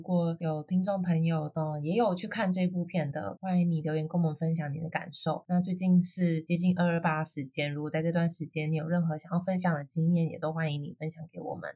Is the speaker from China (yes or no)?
no; Taiwan; 我有身为台湾人的认同啊，这里就是我的家，就是我的根啊，我活得很好